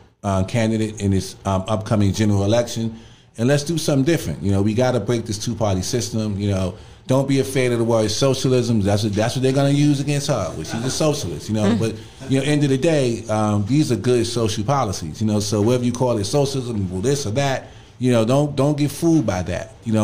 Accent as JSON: {"language": "English", "town": "New York City", "region": "New York", "country": "United States", "tie": "born or raised there", "also_born_or_lived": "Queens, New York", "said": "I grew up in Bed-Stuy."}